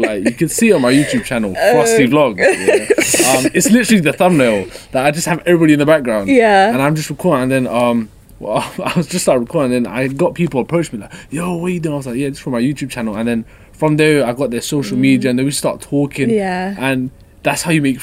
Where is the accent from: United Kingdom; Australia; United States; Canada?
United Kingdom; London; moved away as an adult; now in Nottingham, United Kingdom; I'm moving out from where I'm from. I'm from London, so I'm here in Nottingham now